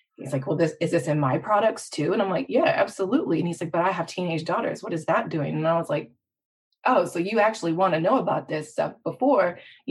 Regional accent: Midwest, United States; I was born and raised in the Midwest.

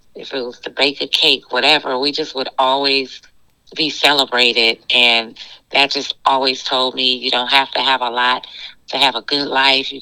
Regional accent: Lynwood, California, United States; also born or lived in New York; I was born in a city called Lynnwood, California

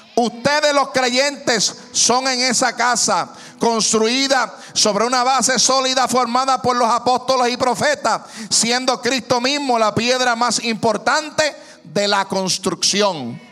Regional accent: Puerto Rico; now in Lakewood, United States; yo soy puertorriqueño

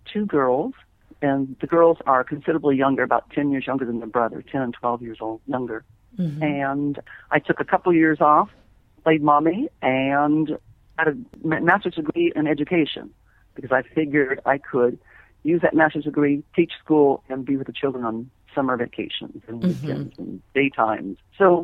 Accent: Bakersfield, California, United States; also born or lived in San Jose, California / Pleasanton, California; I grew up in California Central Valley

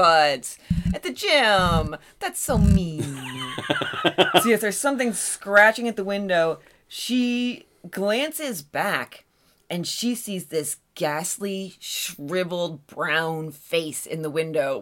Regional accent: Allegheny National Forest, Pennsylvania, United States; the Allegheny National Forest, which is my hometown stomping grounds.

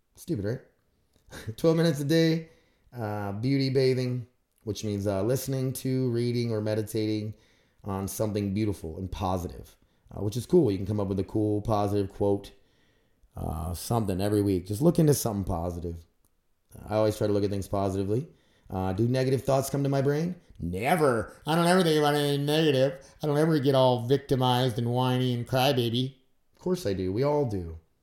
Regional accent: Grand Forks, North Dakota, United States; I'm from Grand Forks, North Dakota.

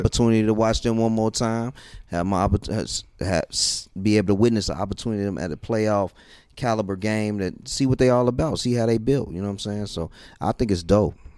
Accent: Chicago, Illinois, United States; I'm from the Chi

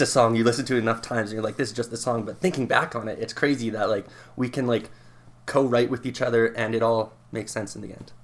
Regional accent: Lethbridge, Alberta, Canada; I'm from Southern Alberta, from Lethbridge

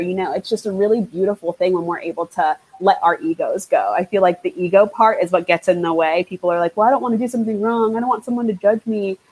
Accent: Trinidad & Tobago; now in United States; I'm from Trinidad and Tobago. That is where I was born. That's where a lot of my family is, my mother country

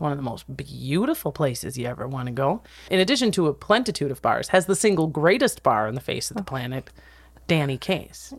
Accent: Wisconsin Rapids, Wisconsin, United States; now in Los Angeles, United States; Wisconsin, Rapids, Wisconsin, my hometown

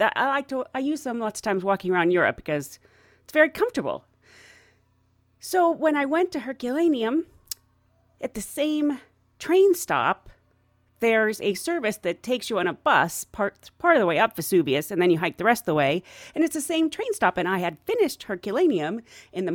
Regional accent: United States; I'm the American

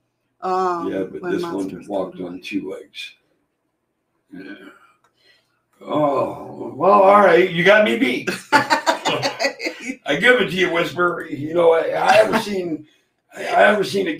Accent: Pennsylvania, United States; I was born and raised in Pennsylvania.

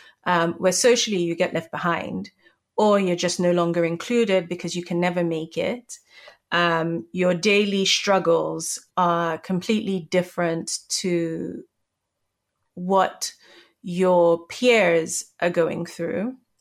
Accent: Nigeria; So I think, you know, being Nigerian

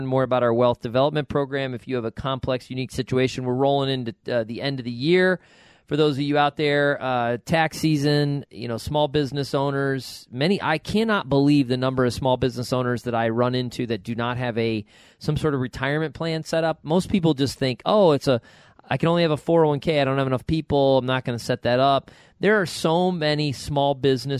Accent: Rochester, New York, United States; moved away; from Rochester, New York

